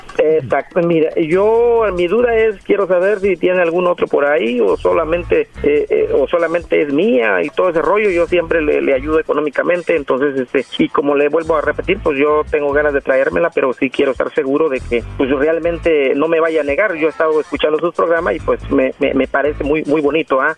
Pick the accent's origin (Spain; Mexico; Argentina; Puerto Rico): Mexico; moved away as an adult; now in Los Angeles, United States; Yo soy mexicano de Gusto, Colorado